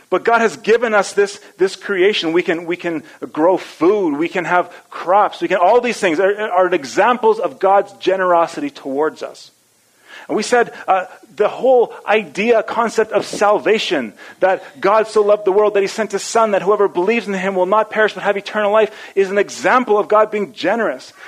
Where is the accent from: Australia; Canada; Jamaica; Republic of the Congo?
Canada; Edmonton, Alberta; I grew up in Edmonton